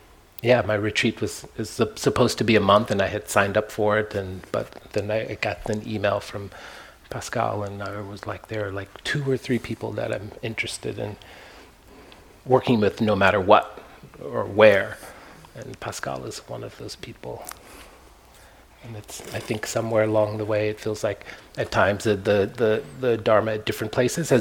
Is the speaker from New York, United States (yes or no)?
no; Kansas, United States; also born or lived in Palm Springs / Joshua Tree; now in San Francisco Bay Area, United States; Born and raised in Kansas, a red state of mind